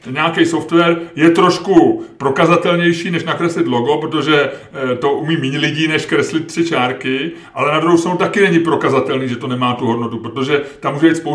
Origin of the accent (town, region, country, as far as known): Czechia